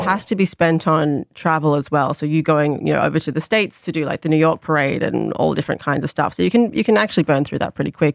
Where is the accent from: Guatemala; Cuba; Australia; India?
Australia; Sydney, New South Wales; now in Ireland; I grew up in the Sydney Irish community in Sydney.